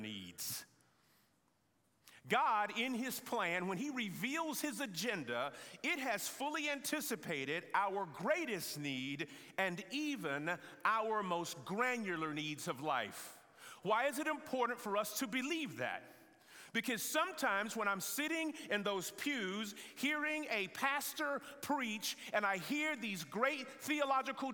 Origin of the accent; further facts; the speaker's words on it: the South, United States; accent: Southern; my Southern accent